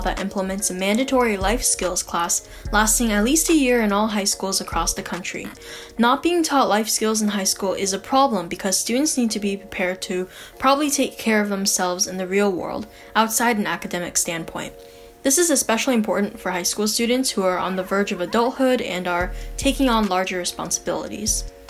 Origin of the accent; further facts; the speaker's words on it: Sunnyvale, California, United States; I am from Sunnyvale, California